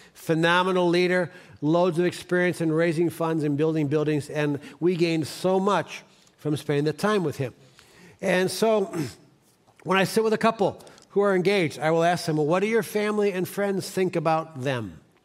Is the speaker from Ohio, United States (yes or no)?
yes; Cleveland, Ohio, United States; I'm from Cleveland